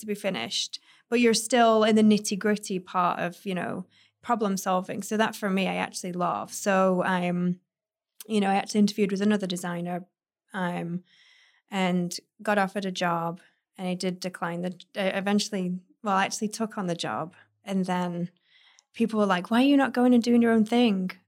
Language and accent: English; United Kingdom; moved away as an adult; also born or lived in Manchester; now in West Hollywood, United States; I traveled in between Manchester and my hometown where the architect practice was